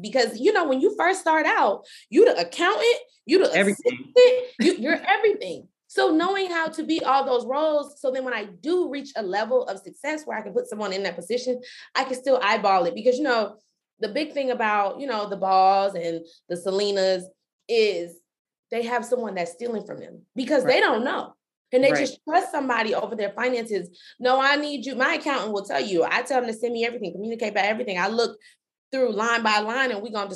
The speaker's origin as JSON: {"language": "English", "town": "Stone Mountain", "region": "Georgia", "country": "United States", "tie": "born or raised there", "said": "I'm from Stone Mountain, Georgia. It's not Atlanta."}